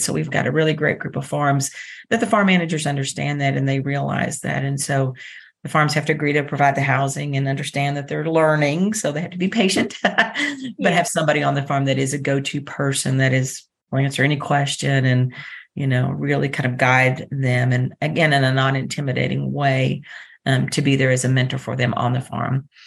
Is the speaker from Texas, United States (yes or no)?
yes; Dallas, Texas, United States; now in Lexington, United States; I grew up in Dallas, Texas